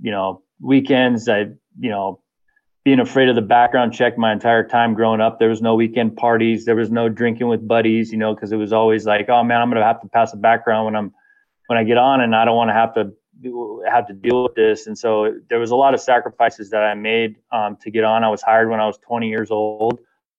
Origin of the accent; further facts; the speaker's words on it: Temecula, California, United States; also born or lived in Valencia, California; I grew up in a little town. Well, it was little, it's huge now, just like every city in California, but in Temecula, which is the southern wine country of California